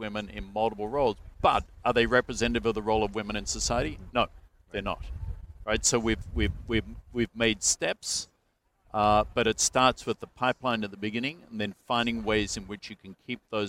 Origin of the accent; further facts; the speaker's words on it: Melbourne, Victoria, Australia; moved away as an adult; now in United States; I was born in Melbourne to the family I was born